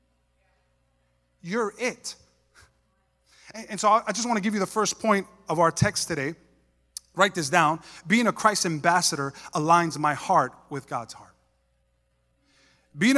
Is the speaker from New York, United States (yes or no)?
yes; New York, United States; moved away; I was from New York